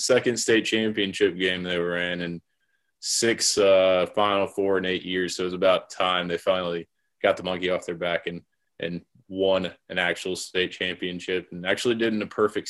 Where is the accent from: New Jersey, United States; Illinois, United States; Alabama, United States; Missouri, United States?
Missouri, United States; Ashland; I'm from Ashland, Missouri